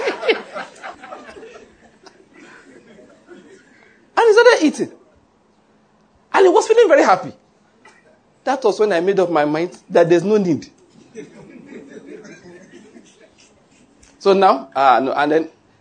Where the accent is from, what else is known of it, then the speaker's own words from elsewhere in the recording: Nigeria; I'm a Nigerian